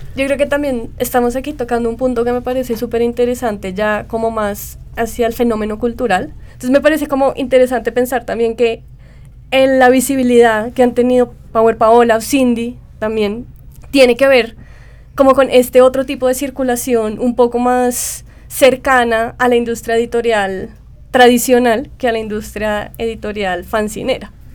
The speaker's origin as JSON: {"language": "Spanish", "country": "Colombia"}